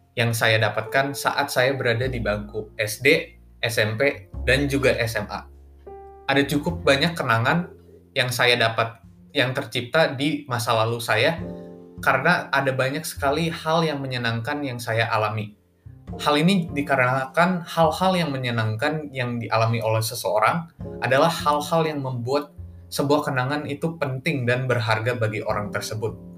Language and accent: Indonesian; Bandung, West Java, Indonesia; now in Gading Serpong, Indonesia; Saya lahir di kota Bandung pada tanggal delapan belas Juni tahun dua ribu tiga